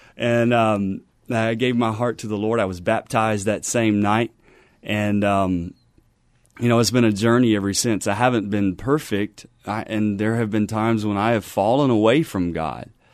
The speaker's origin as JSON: {"language": "English", "region": "Louisiana", "country": "United States", "tie": "born or raised there", "moved": "as an adult", "lives_now": "San Antonio, United States", "said": "was born and raised in Louisiana, and I joined the Army at twenty years old"}